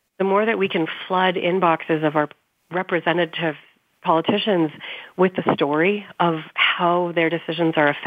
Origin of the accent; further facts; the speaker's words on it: Canada; I'm from Canada